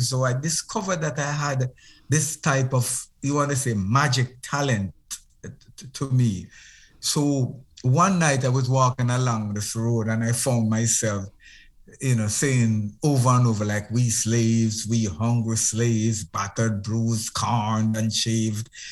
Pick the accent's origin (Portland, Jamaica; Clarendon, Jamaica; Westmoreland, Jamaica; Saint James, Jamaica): Westmoreland, Jamaica; Moreland Hill; I was born in Moreland Hill, in uh, Westmoreland, in Jamaica. And I, I left Westmoreland when I was very young.